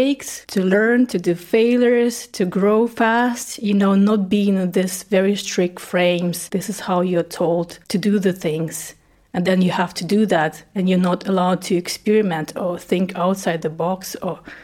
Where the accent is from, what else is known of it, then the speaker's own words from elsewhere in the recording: Russia; first language Russian; English is a second language; moved away as an adult; also born or lived in East Ukraine; now in Germany; I was born in East Ukraine, by the way. Yeah, but my native language is Russian. When I was 10, my family moved to Russia, and then my teenage years I spent in Russia